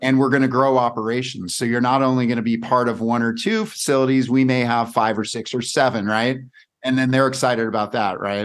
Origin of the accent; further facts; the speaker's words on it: California, United States; now in Scottsdale, United States; I grew up in California